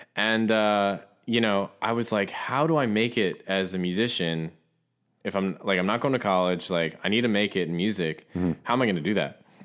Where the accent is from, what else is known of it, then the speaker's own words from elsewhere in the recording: Ohio, United States; also born or lived in Los Angeles; now in Nashville, United States; I'm originally from Ohio